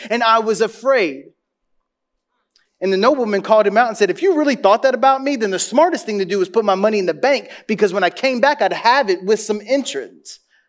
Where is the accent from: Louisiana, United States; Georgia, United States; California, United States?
Louisiana, United States; I grew up, I was born in New Orleans, and I grew up 60 miles north of New Orleans. In a tiny little town with 4,000 people and 40,000 cows where everybody's in your business.